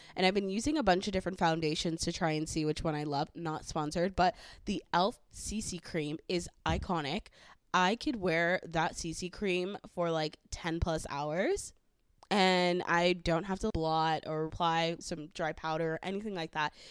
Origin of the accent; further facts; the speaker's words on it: the Valley, California, United States; accent: valley; I am from the valley, so I will have a valley accent.